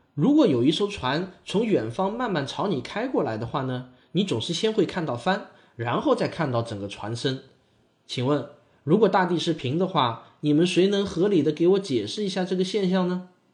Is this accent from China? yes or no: yes; China; 我们中国人